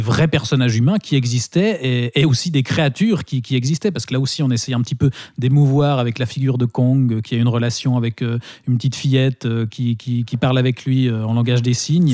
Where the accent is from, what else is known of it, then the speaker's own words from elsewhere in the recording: Switzerland; par chez nous en Suisse